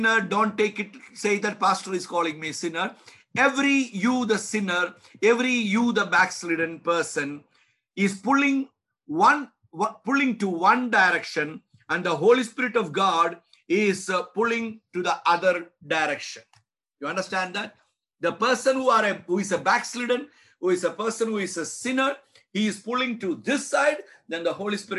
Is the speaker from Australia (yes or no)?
no; India; I'm an Indian. I'm an Indian pastor